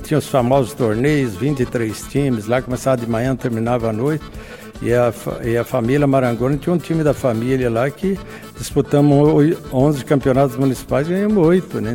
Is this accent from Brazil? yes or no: yes; Maringá, Paraná, Brazil; now in Ampére, Brazil; Eu nasci na Água Caxias, no então distrito de Floresta, que era município de Maringá. Então consta no meu registro como Maringá